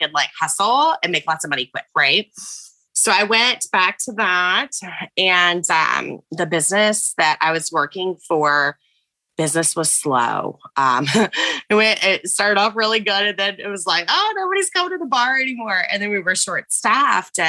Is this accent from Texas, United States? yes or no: no; West Virginia, United States; moved away; also born or lived in Florida; I'm from West Virginia. I say, y'all, you know, like I'm a little bit country